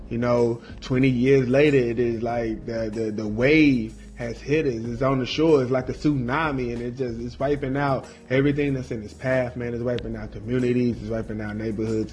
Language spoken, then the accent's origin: English; North Carolina, United States; even in my hometown, even in my home state of North Carolina